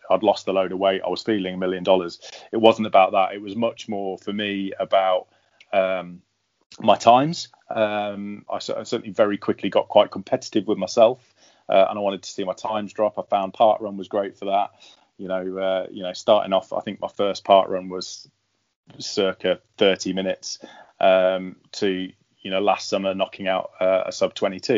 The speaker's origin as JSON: {"language": "English", "region": "London", "country": "United Kingdom", "tie": "born or raised there", "said": "my hometown"}